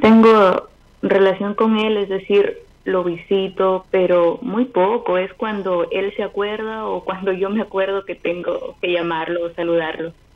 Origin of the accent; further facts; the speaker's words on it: Chimbote, Ancash, Peru; nací en Chimbote